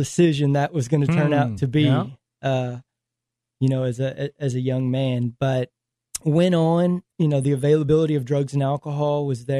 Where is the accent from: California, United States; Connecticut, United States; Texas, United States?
Texas, United States; Fort Worth; Grew up, born and raised Fort Worth, Texas.